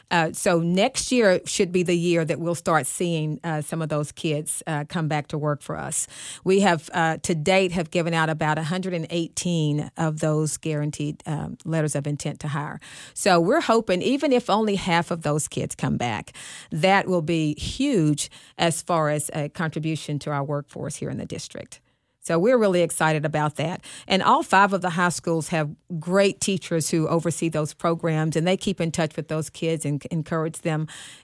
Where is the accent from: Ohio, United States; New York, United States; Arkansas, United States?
Arkansas, United States; now in Dallas, United States; when I came from Arkansas to Dallas and I worked at Skyline High School